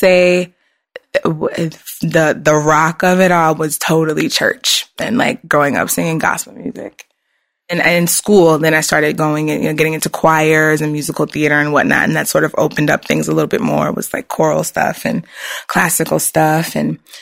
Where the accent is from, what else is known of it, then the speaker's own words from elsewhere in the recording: Richmond, Virginia, United States; moved away; I grew up in Richmond, which is like central Virginia.